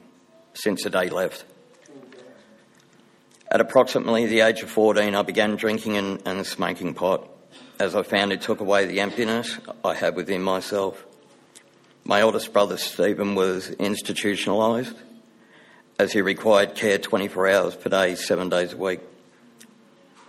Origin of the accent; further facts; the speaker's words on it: Wentworthville, New South Wales, Australia; I was born in Wentworthville, New South Wales